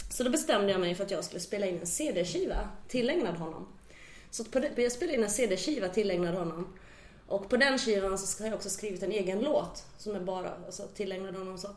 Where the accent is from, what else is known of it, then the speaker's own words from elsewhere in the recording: Finland; Jag har ju den här finlandssvenska liksom rakheten